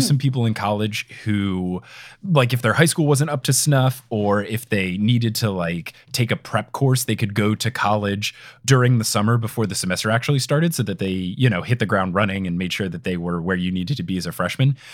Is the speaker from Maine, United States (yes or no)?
no; New Jersey, United States; I was growing up in New Jersey